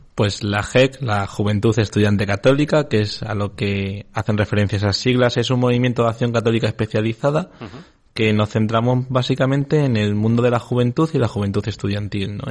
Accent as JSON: {"language": "Spanish", "region": "Extremadura", "country": "Spain", "said": "hablo de mi tierra, Extremadura."}